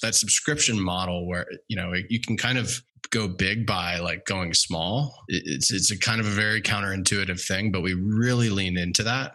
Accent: Cincinnati, Ohio, United States; now in California, United States; I grew up in Cincinnati, Ohio, big Reds, Bengals fan, um, living in California

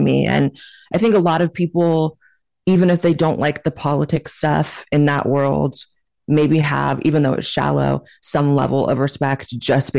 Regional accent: Chico, California, United States; moved away as an adult; also born or lived in Hollywood, California; now in Austin, United States; I grew up in a town called Chico, California

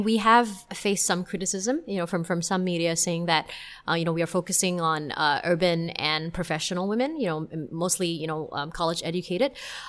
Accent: Singapore; if you hear me speaking with my Singaporean friends, then you will definitely know that I am Singaporean.

